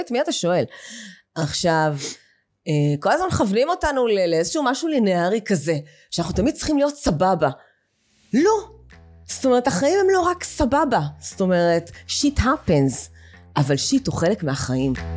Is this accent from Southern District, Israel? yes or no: yes; Be'eri, Southern District, Israel; moved away as an adult; אני בת בארי, גדלתי בקיבוץ בארי מגיל אה, שנתיים עד גיל 26.